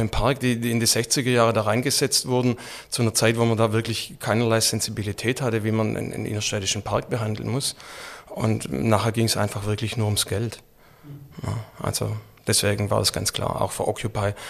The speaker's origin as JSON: {"language": "German", "town": "Stuttgart", "region": "Baden-Württemberg", "country": "Germany", "tie": "born or raised there", "said": "ich bin dann selbst in Rohhager aufgewachsen"}